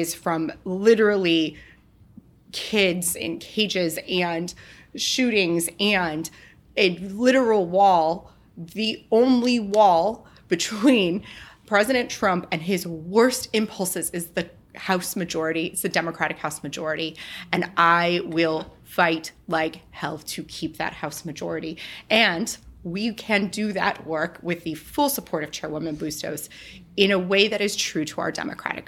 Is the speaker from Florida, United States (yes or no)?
no; El Paso, Texas, United States; my hometown of El Paso, Texas